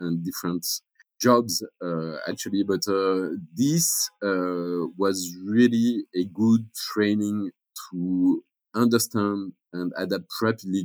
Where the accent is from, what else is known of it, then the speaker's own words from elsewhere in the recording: France; moved away as an adult; also born or lived in Mexico; I was born in France